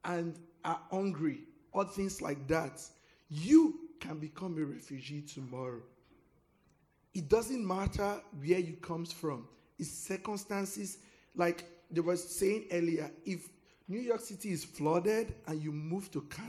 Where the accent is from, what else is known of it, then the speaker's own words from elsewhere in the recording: Nigeria; moved away as an adult; now in United States; I'm from Nigeria